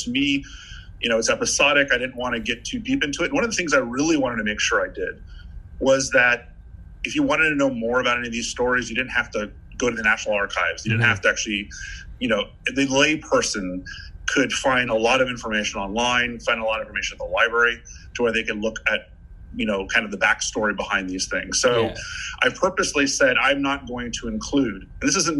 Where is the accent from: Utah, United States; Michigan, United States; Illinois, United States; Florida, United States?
Florida, United States; Miami; my hometown, Miami